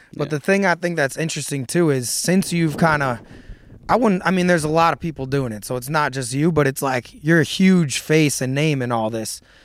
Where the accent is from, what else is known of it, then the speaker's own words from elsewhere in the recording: Missouri, United States; I'm from Missouri, right? And I've been out in the sticks in Missouri